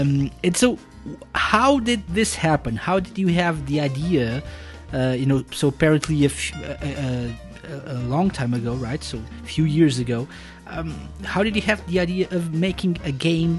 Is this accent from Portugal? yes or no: yes; Portugal; when I was growing up in Portugal